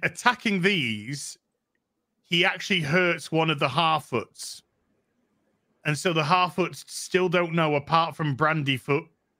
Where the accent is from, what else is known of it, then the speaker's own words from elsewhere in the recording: United Kingdom; I'm a Brit.